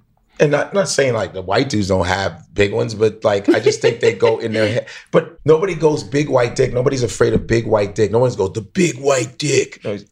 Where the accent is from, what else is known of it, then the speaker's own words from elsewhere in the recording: Chicago, Illinois, United States; also born or lived in New York; So I'm from Chicago. So I'm still living in Chicago